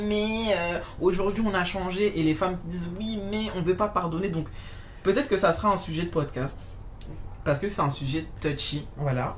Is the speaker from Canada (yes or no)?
no; France; en grandissant, en France, en métropole